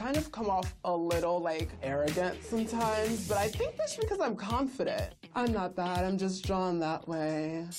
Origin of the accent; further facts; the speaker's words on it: New Jersey, United States; I'm from New Jersey.